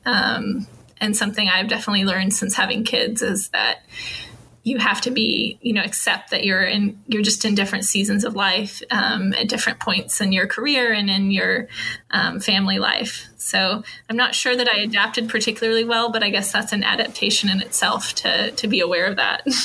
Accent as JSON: {"language": "English", "town": "Norman", "region": "Oklahoma", "country": "United States", "tie": "born or raised there", "moved": "as an adult", "lives_now": "Houston, United States", "said": "where I grew up in Norman"}